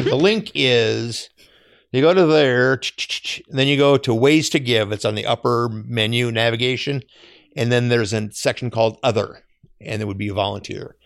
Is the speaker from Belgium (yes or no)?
no; Eden Prairie, Minnesota, United States; I grew up in Eden Prairie